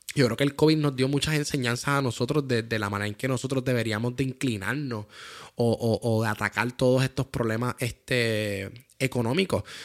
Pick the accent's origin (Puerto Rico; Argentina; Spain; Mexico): Puerto Rico; somos de Puerto Rico